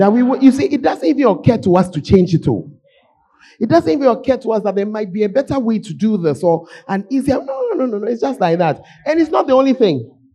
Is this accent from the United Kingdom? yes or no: no; Ghana; moved away; as a Ghanaian, that I've eaten cat cake since I was a child.